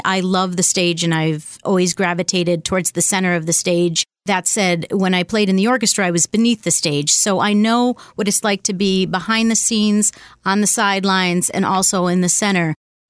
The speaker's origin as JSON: {"language": "English", "town": "Buffalo", "region": "New York", "country": "United States", "tie": "born or raised there", "also_born_or_lived": "Washington, D.C.", "moved": "as an adult", "lives_now": "Boston, United States", "said": "I was born in D.C., but I grew up in Buffalo"}